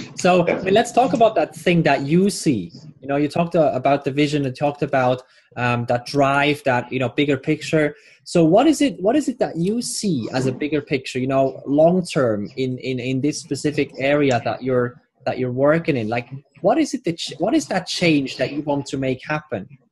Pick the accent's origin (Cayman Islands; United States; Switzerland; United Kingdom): Switzerland; I'm Swiss